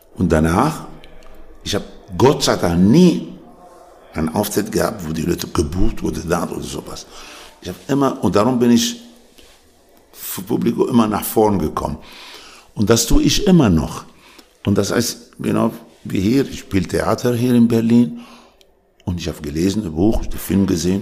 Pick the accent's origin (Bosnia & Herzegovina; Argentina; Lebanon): Lebanon; born or raised there; also born or lived in Tunisia / Paris, France / Germany / Austria; now in Switzerland